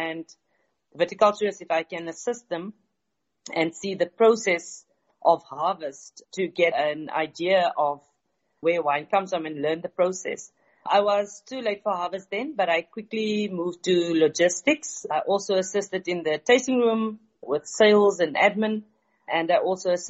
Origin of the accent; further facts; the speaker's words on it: Tesselaarsdal, Western Cape, South Africa; I am originally from Tesselaarsdal, which is a small village 23 kilometers northeast from the Yemlan Ader Valley.